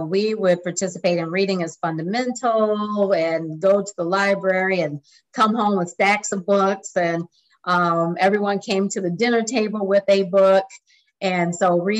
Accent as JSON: {"language": "English", "town": "Lansing", "region": "Michigan", "country": "United States", "also_born_or_lived": "Des Moines, Iowa / Dallas, Texas", "moved": "as an adult", "lives_now": "San Antonio, United States", "said": "I'm originally from Lansing, Michigan, and moved to San Antonio in 2002"}